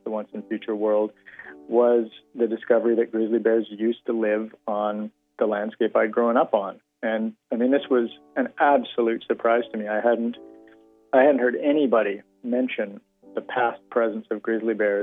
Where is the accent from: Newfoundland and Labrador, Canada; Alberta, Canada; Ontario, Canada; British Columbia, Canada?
British Columbia, Canada; Kamloops; the area that I grew up in, which was the area around Kamloops, British Columbia